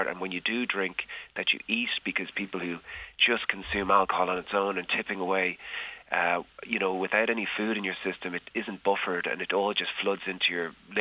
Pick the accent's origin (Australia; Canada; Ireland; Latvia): Ireland; as an Irish person